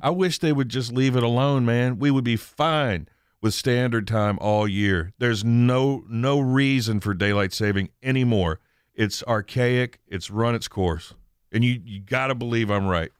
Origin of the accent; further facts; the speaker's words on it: United States; library that I went to when I was a kid on the Eastern Shore